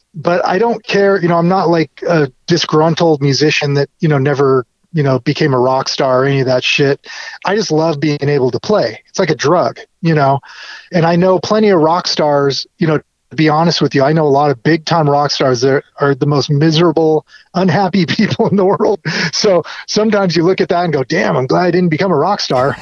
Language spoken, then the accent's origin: English; Orange County, California, United States; also born or lived in Compton, Los Angeles; I was born in LA and then my parents moved us to Orange County, so I grew up, you know, in not as tough of a part of town